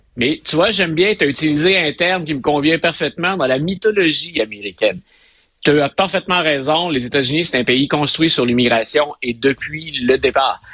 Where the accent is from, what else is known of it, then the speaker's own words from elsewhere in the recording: Quebec, Canada; notre famille, nous, c'est faut visiter le Québec pour couvrir tout le monde